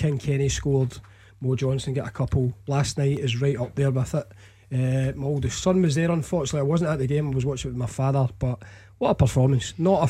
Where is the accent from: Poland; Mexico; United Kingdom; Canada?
United Kingdom; Scotland; And these were days when, as a Scottish fan, you genuinely did go to Hampden expecting to beat teams of that calibre.